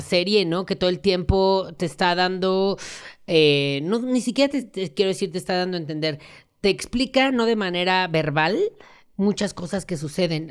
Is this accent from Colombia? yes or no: yes; Colombia; yo soy eh, colombiano, siempre he sido colombiano